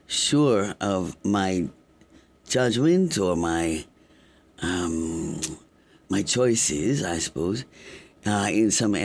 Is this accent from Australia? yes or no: no; London, United Kingdom; also born or lived in Canada / Cuba / Washington, D.C., United States / Caracas, Venezuela; So I think right after I was born, we went to Canada. And then after Canada came Cuba. After Cuba, Washington, D.C. for a bit. And then Caracas, Venezuela. And then London. I went to high school in London